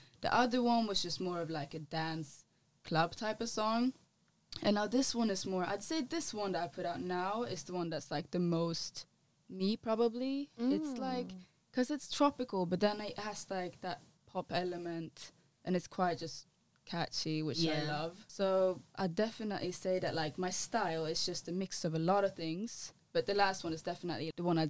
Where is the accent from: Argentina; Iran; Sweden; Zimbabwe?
Sweden; now in London, United Kingdom; so my dad is a reggae artist from Gambia, and I grew up in Sweden, where the house scene is very big, and the pop music.